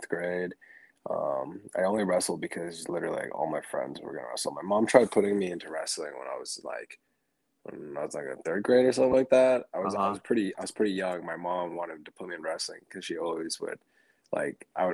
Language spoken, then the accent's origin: English; Port Angeles, Washington, United States; moved away; also born or lived in Sequim, Washington / Tacoma, Washington / Puyallup, Washington; I was born and raised over up in Washington. I was born in Port Angeles, Washington